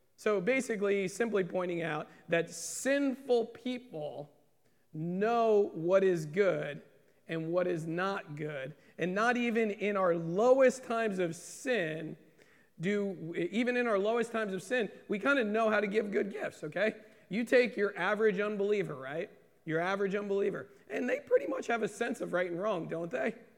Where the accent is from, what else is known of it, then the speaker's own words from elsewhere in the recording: United States; being American Christians